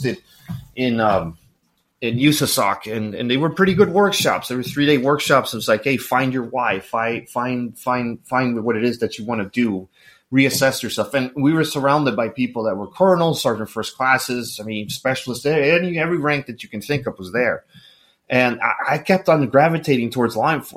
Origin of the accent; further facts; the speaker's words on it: El Salvador; moved away; also born or lived in Miami, Florida; I grew up in El Salvador